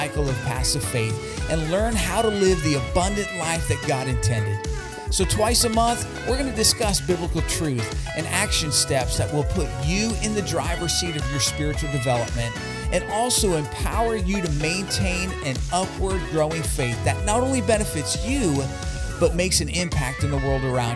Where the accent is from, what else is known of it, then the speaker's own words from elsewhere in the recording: Hazleton, Pennsylvania, United States; my hometown of Hazleton, Pennsylvania